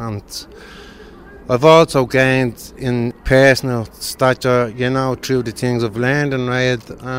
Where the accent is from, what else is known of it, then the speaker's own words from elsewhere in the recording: Dublin, Leinster, Ireland; I'm from Ballymun.